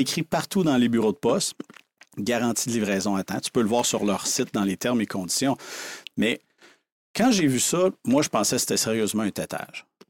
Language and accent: French; Saint-Antonin, Quebec, Canada; j'ai grandi sur une ferme dans le coin de Rivière-du-Loup, à Saint-Antonin